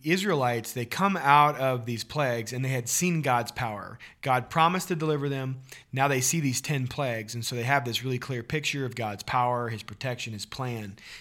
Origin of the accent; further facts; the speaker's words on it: Missouri, United States; growing up in Missouri